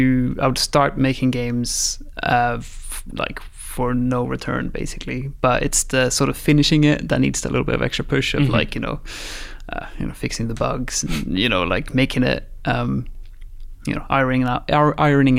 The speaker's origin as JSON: {"language": "English", "country": "Sweden", "also_born_or_lived": "Guildford, England / Brazil", "moved": "as an adult", "said": "I'm from Sweden. Media Molecule has an office in Guildford here in England. I moved over here when I was 19, lived here 6 years"}